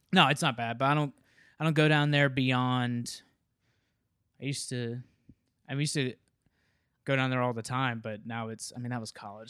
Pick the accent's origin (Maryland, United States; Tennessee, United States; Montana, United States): Tennessee, United States; Memphis; moved away; I grew up in Memphis